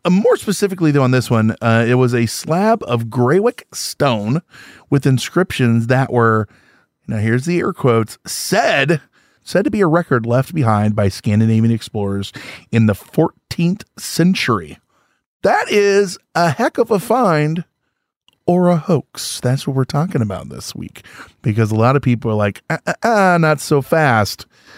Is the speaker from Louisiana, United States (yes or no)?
no; Illinois, United States; I grew up in Central Illinois. It's all farming. You know what I mean?